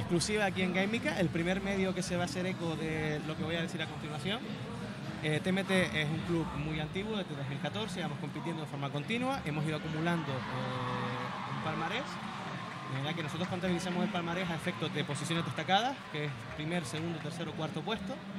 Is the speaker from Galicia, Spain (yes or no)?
no; Canary Islands, Spain